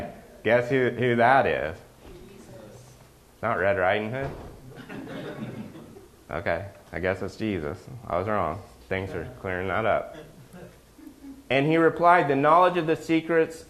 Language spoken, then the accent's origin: English; Oklahoma, United States; where I grew up in Oklahoma